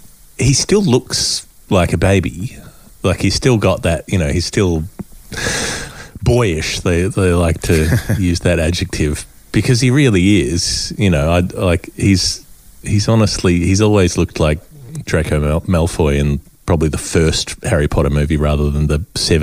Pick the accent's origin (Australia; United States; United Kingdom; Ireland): Australia; as an Australian